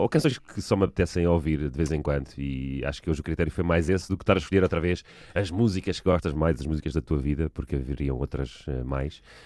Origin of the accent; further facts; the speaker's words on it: Almada, Lisbon, Portugal; also born or lived in Sobreda; voltámos para, para a margem sul no meu quinto ano de escolaridade, tinha eu provavelmente os meus nove anos